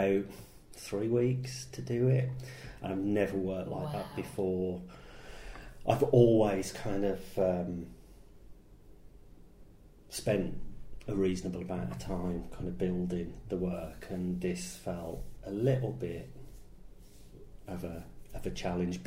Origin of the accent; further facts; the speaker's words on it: Birmingham, West Midlands, United Kingdom; moved away; I grew up in Great Bar in Birmingham, and that is somewhere that I still go back and I visit people I know, and I kind of like being from there.